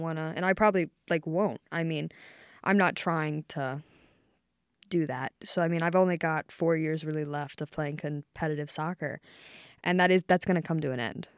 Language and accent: English; Maryland, United States; moved away as an adult; now in Ohio, United States; I'm from Maryland.